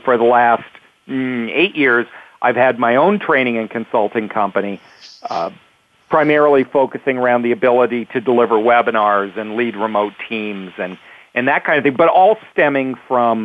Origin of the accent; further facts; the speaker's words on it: Canada; moved away as an adult; also born or lived in Toronto, Canada / Los Angeles, United States; Growing up in Canada, a kid in Canada